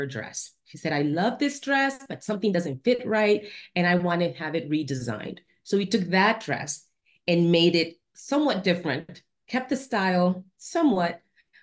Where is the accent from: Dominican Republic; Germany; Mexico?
Dominican Republic; now in Washington, DC, United States; I'm from Dominican Republic. It's hot there, you know, the tropics.